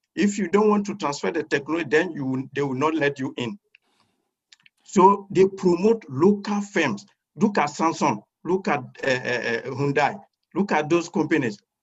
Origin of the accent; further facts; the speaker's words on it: Côte d’Ivoire; moved away as an adult; now in Istanbul, Turkey; I am from Cote d'Ivoire. I did my first degree in economics and master's in economics in Cote d'Ivoire